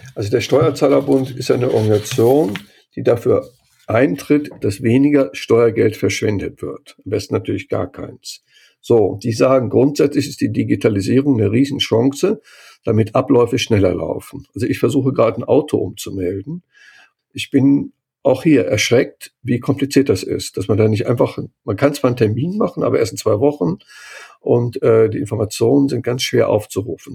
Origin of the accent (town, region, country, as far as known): Cologne, North Rhine-Westphalia, Germany; born or raised there; moved away